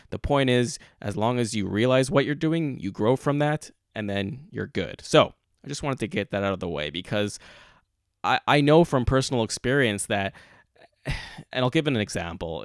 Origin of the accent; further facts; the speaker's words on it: Montreal, Quebec, Canada; moved away as an adult; now in Toronto, Canada; I am born and raised in Montreal